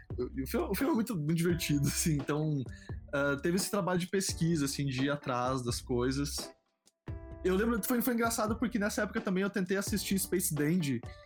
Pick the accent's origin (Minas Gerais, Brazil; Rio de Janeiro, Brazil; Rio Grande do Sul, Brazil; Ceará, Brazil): Rio Grande do Sul, Brazil; moved away; Eu sou do Rio Grande do Sul, né? morava no Rio Grande do Sul